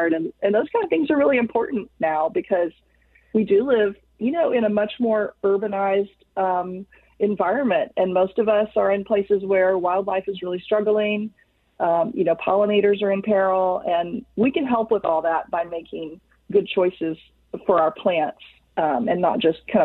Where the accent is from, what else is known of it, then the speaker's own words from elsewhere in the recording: Texas, United States; I'm from Texas